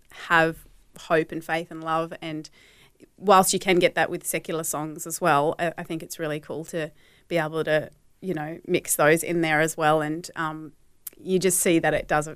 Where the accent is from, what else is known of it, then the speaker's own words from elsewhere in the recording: Hobart, Tasmania, Australia; I was born in Tasmania, mm-hmm. in Hobart.